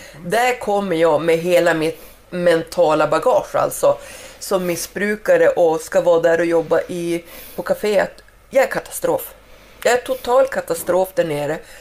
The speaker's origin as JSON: {"language": "Swedish", "town": "Skellefteå", "region": "Västerbotten County", "country": "Sweden", "also_born_or_lived": "Spain", "said": "jag var ju hemma i Skellefteå efter jag hade bott en vända i Spanien och hade kommit hem. Och jag cyklar i, i stan där hemma"}